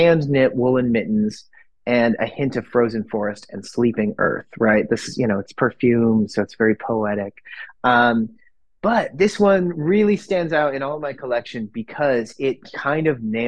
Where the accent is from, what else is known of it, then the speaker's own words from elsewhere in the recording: Northern Michigan, United States; now in Oregon, United States; growing up in Northern Michigan, winter was like 4 months out of the year.